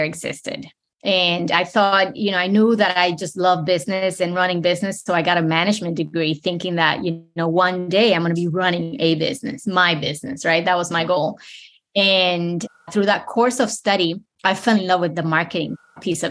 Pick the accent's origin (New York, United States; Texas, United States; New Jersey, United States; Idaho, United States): New York, United States; New York City; moved away as an adult; also born or lived in Dominican Republic / Ohio / Richmond, Virginia; now in South Florida, United States; moved to the New York City when I was 10. Grew up in New York City in the Bronx, that still feels like home